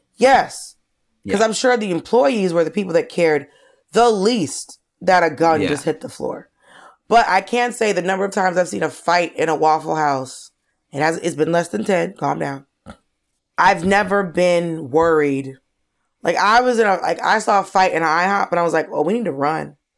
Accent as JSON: {"language": "English", "region": "Georgia", "country": "United States", "tie": "born or raised there", "said": "I grew up in Georgia"}